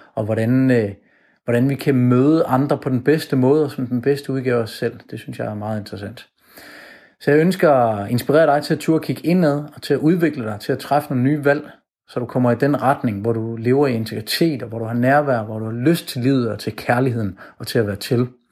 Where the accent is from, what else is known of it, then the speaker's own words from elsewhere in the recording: Jutland, Denmark; now in Copenhagen, Denmark; Jeg kommer fra Jylland af, men øh, jeg bor nu i København